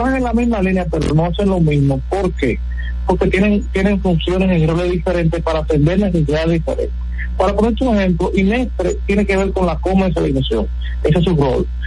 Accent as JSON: {"language": "Spanish", "town": "Sabana de la Mar", "region": "Hato Mayor", "country": "Dominican Republic", "moved": "yes", "said": "que somos de los campos, como me incluyo, yo vengo de Sabana de la Mar, y nos hemos ido"}